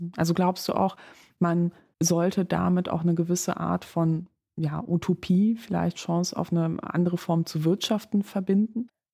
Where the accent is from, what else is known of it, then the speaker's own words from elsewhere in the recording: Germany; Ich bin am Rhein aufgewachsen